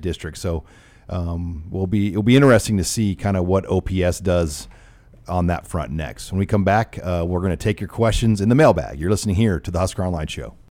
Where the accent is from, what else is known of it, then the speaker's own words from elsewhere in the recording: Omaha, Nebraska, United States; 68107, it's where I grew up in South Omaha